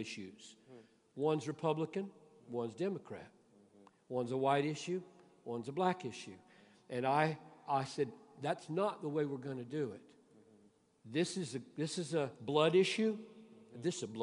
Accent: Greenville, South Carolina, United States; I grew up in Greenville, South Carolina, where separate water fountains, separate swimming pools

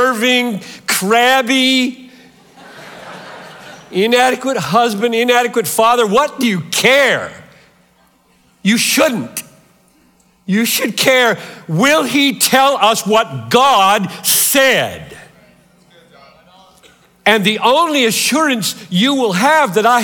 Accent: Greenville, South Carolina, United States; moved away; I grew up 3 hours from here in Greenville, South Carolina. I'm a Southerner by birth

